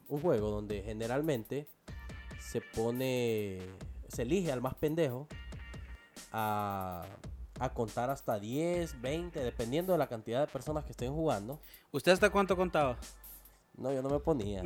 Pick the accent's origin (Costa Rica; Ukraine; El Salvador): El Salvador; now in San Pedro Sula, Honduras